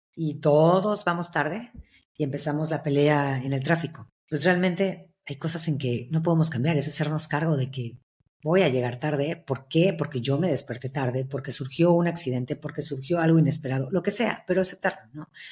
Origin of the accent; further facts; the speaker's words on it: Veracruz, Mexico; yo soy de Veracruz